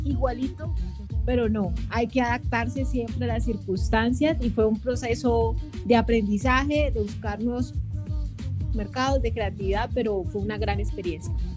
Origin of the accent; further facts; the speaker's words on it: Colombia; yo soy colombiana